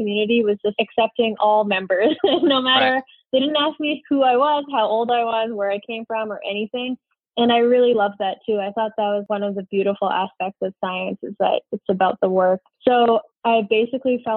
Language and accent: English; Edmonton, Alberta, Canada; I grew up in Edmonton, Alberta, Canada